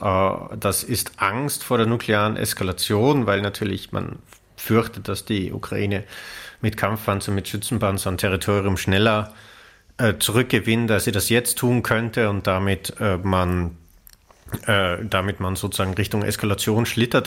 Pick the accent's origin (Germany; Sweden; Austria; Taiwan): Austria; mein Heimatland Österreich